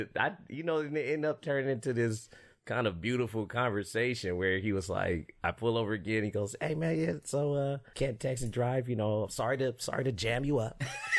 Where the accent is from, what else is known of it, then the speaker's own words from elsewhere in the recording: Fresno, California, United States; moved away; growing up in Fresno